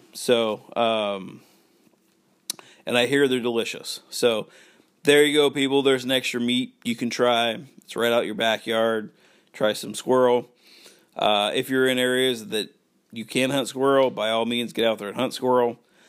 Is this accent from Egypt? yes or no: no; Washington, United States; But for me growing up in Washington, there's really no squirrels you can hunt.